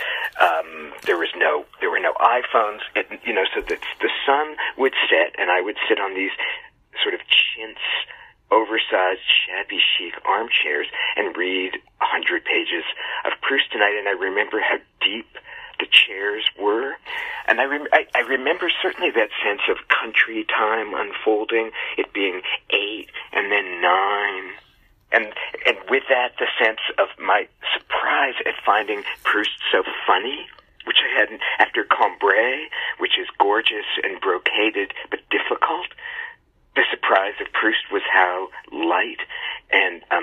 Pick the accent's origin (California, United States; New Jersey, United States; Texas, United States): California, United States; California suburb, United States; I am just an American child, a California suburb child.